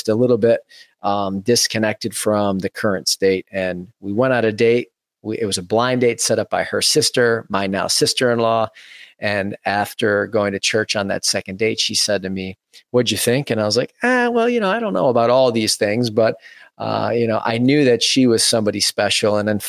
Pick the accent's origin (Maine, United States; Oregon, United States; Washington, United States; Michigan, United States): Michigan, United States; Farmington; Having been born and raised in the Metro Detroit suburbs, Farmington, Michigan, to be specific, grew up in a family of six total